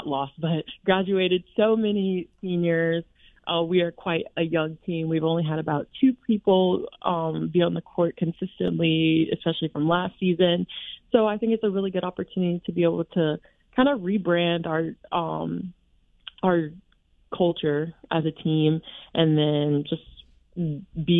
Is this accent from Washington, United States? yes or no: no; Alabama, United States; moved away as an adult; I'm from Alabama